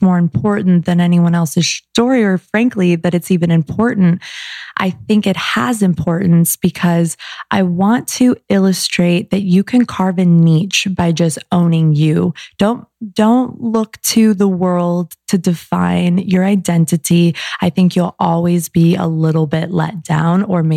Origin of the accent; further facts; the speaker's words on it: Arizona, United States; moved away as an adult; now in Los Angeles, United States; I was from Arizona